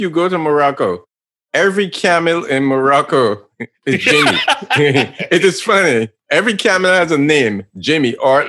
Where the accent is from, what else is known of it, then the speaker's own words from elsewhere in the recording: Barbados; moved away; And I'm from Barbados